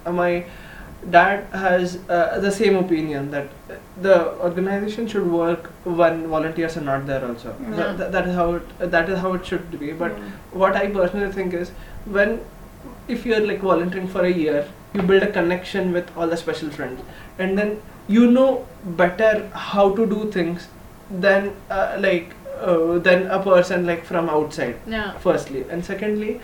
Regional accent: Sangli, Maharashtra, India; moved away as an adult; now in Pune, India; I'm not from Pune, I'm from Sangli.

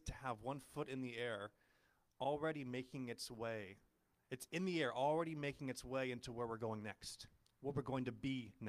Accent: Ojai, California, United States; I grew up in Ojai.

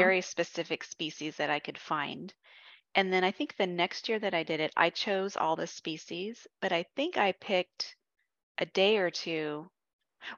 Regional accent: California, United States; I'm from California

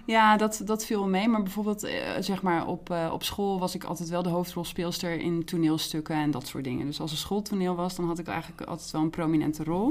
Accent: Heerenveen, Friesland, Netherlands; moved away; toen ik in Heerenveen woonde in Friesland, daar ben ik opgegroeid

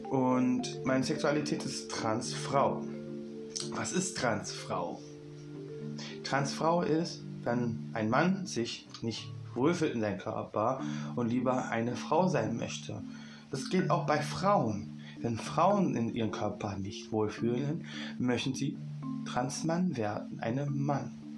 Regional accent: Berlin, Germany; Ich komme aus Berlin und bin 21 Jahre alt.

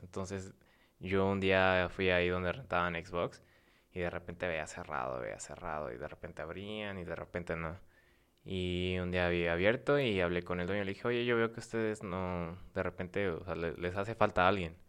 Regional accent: San Luis Potosí, Mexico; now in Morelos, Mexico; soy potosino

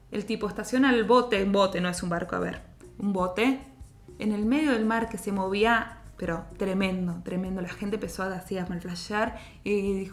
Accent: Argentina; nosotros somos argentinas

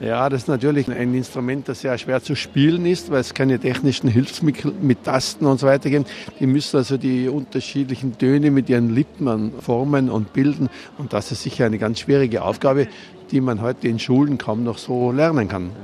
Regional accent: Rattenberg, Tyrol, Austria; bei uns in Rattenberg

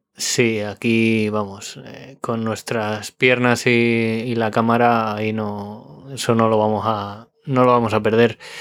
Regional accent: Spain; moved away; en mi pueblo, en Orcajada

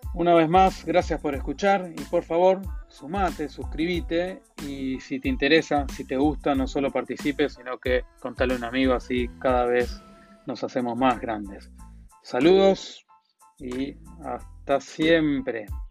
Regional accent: Argentina; me habrán sacado por la tonada, soy argentino

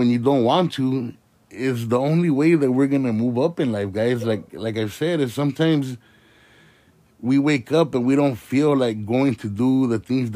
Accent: Indio, California, United States; I'm from the Coachella Valley. I'm here from my little city of Indio

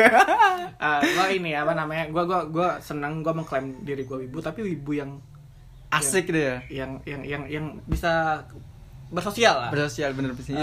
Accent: Indonesia; gua lahir di Indonesia

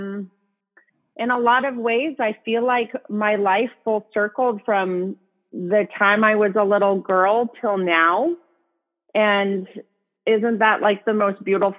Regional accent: Cheney, Washington, United States; A little town called Cheney, Washington. It's gotten bigger now, but when I grew up, it had one stoplight

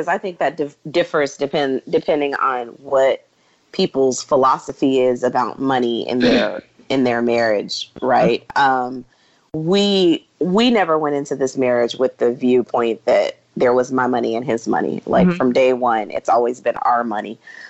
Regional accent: Houston, Texas, United States; moved away as an adult; also born or lived in London; a Black girl who was the product of a single parent family growing up in Houston, whose parents had nothing

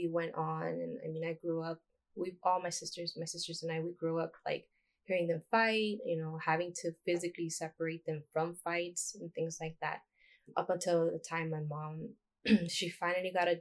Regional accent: Los Angeles, California, United States; I grew up in South Central LA.

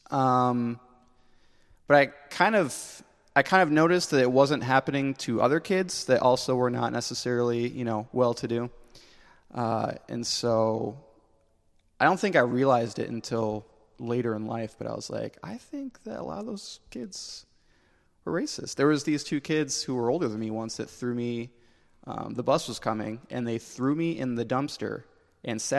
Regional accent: Michigan, United States; born or raised there; also born or lived in Pennsylvania

